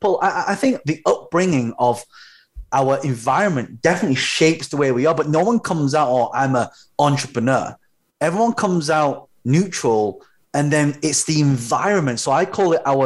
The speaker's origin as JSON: {"language": "English", "region": "London", "country": "United Kingdom", "tie": "born or raised there", "said": "I was actually, so I'm a British-born Chinese, but my parents are from Hong Kong"}